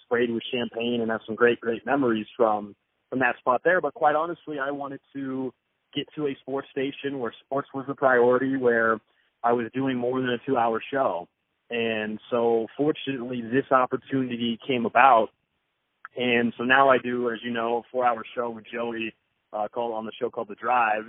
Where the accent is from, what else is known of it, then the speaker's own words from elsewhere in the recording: Kansas City, Missouri, United States; moved away as an adult; also born or lived in Lawrence, Kansas; now in Boise, United States; I'm from Kansas City, grew up in Kansas City, and up until moving out here to Boise, I mean, that's where I've lived my entire life prior